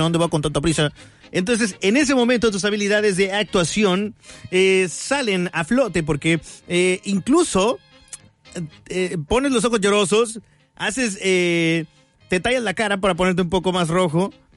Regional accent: Mexico; nosotros mexicanos

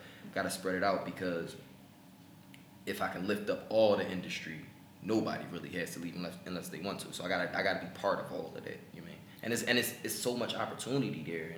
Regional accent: Philadelphia, Pennsylvania, United States; I'm from Philly

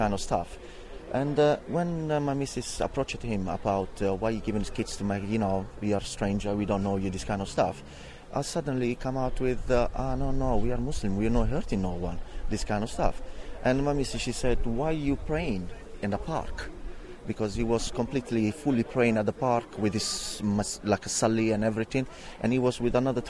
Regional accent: Italy; now in Barking, United Kingdom; I'm from Italy

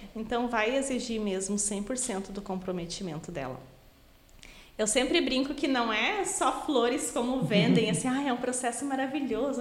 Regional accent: Taquara, Rio Grande do Sul, Brazil; also born or lived in Parobé; now in Sapiranga, Brazil; Eu sou natural de Taquara, mas morei 15 anos em Parobé.

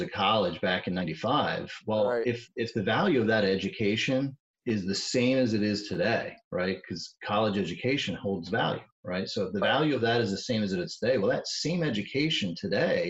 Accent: Birdsboro, Pennsylvania, United States; also born or lived in Pottstown, Pennsylvania; I grew up in Berks County in a little town called Birdsboro

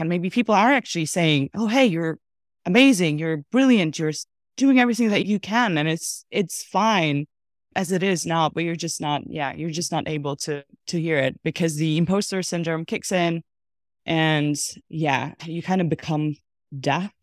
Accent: Russia; also born or lived in Armenia; now in Amsterdam, Netherlands; Born and raised in Russia, originally Armenian

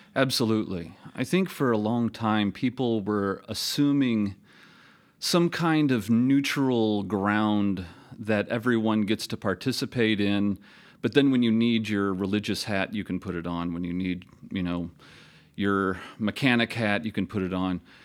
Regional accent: Toledo, Ohio, United States; moved away; also born or lived in Minnesota / South Carolina; teach in my hometown of Toledo, Ohio

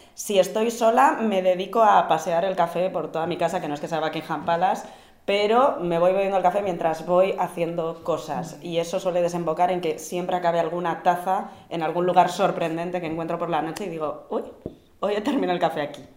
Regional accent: Vitoria-Gasteiz, Basque Country, Spain; yo que soy de Vitoria, que ahí hace, que yo cuando me levantaba pronto para ir al colegio y hacía un frescor

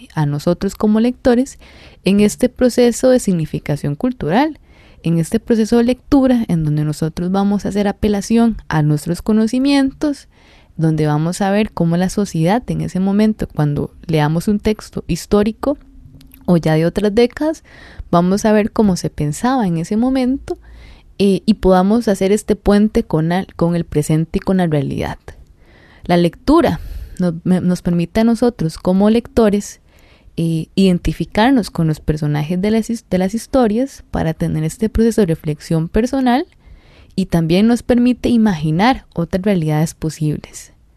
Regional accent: Costa Rica

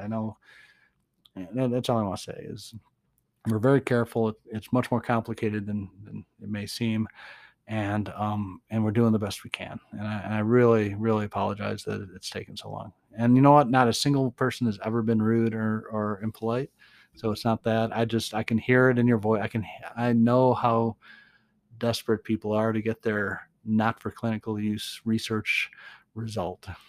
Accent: Boston, Massachusetts, United States; now in Nevada, United States; I'm from Boston

